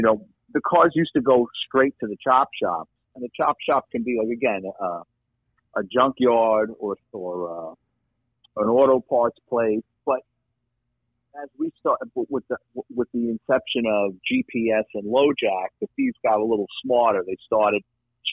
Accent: New York City, New York, United States; now in Florida, United States; growing up in New York City

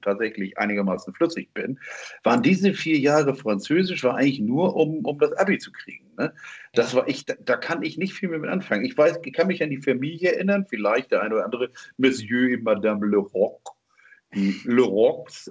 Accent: Germany; bin ich jetzt in Deutschland geboren.

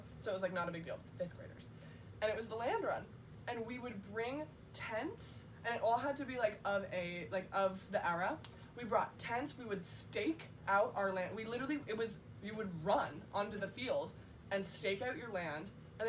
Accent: Oklahoma, United States; born or raised there

